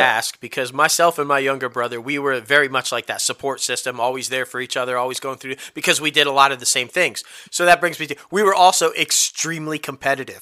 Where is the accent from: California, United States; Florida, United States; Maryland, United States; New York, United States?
New York, United States; Syracuse; that's where I'm from. Yeah. The Cuse, man. I'm from the Cuse